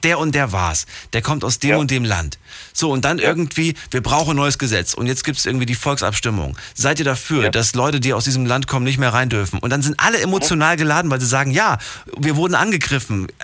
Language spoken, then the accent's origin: German; East Germany, Germany; eigentlich bin ich in der DDR groß geworden